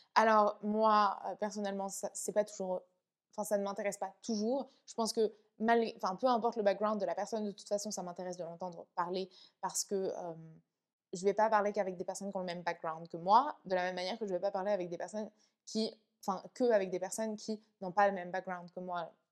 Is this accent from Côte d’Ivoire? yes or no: no; France; also born or lived in Vietnam; je suis rentrée en France. Euh, à mes deux ans, je suis allée vivre chez mes grands-parents pendant un an. Ensuite, je suis allée vivre avec ma mère